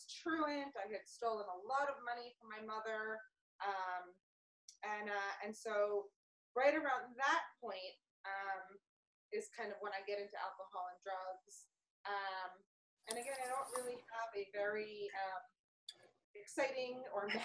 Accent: New York City, New York, United States; I grew up in New York City

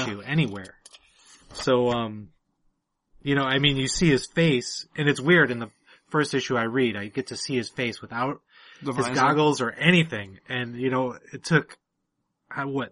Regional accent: Detroit, Michigan, United States; I grew up in Detroit, and I had a lot of black friends as a kid

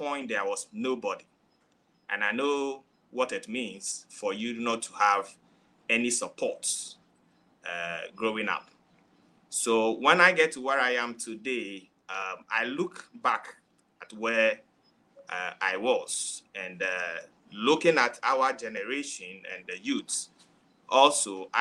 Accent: Volta, Ghana; I'm coming from Africa, to be precise, Ghana. And my place of origin is Akachi, from the Volta region.

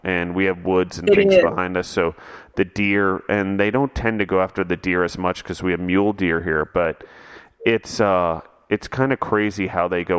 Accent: Maryland, United States; now in Colorado, United States; when I grew up in Maryland and the farm

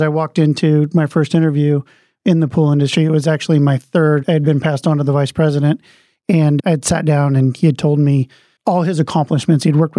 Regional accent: Midwest, United States; moved away as an adult; also born or lived in Florida / Southern California; I was born in the Midwest, went to college in the Midwest, graduated in 2000. I moved to Florida for 2 years

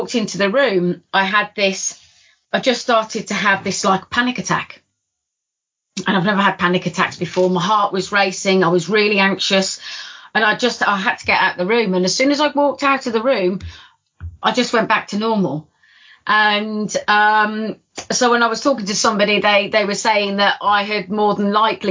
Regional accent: Midlands, United Kingdom; moved away; we're from the Midlands originally

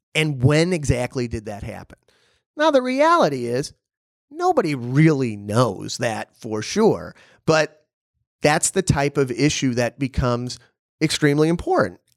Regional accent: Illinois, United States; also born or lived in Bulgaria; my home state in Illinois

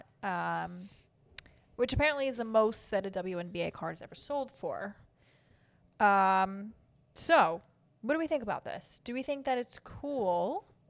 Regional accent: New York, United States; And I'm from New York.

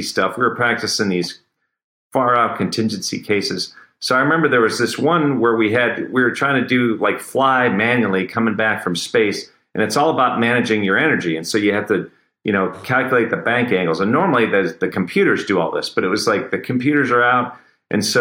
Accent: Cleveland, Ohio, United States; I'm from Cleveland

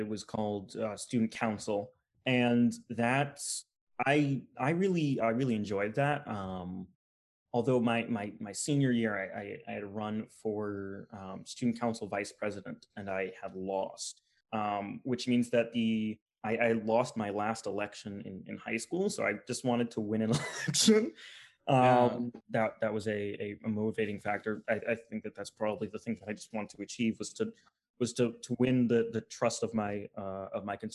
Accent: Hudson, New Hampshire, United States; now in West Hartford, United States; My hometown, I currently live in West Hartford, Connecticut, but I did more of my growing up in a town called Hudson, New Hampshire

